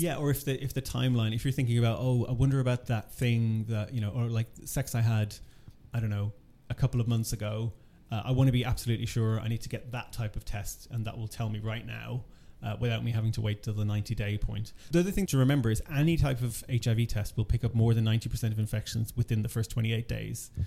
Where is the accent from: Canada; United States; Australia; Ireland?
Ireland; I'm originally from Ireland